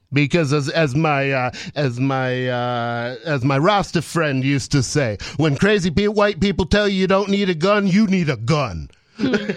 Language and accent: English; Ann Arbor, Michigan, United States; I grew up in Ann Arbor, Michigan